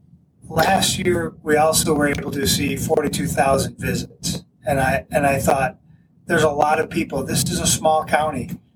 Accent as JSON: {"language": "English", "town": "Buffalo", "region": "New York", "country": "United States", "moved": "as an adult", "lives_now": "Jamestown, United States", "said": "I'm originally from the Buffalo area"}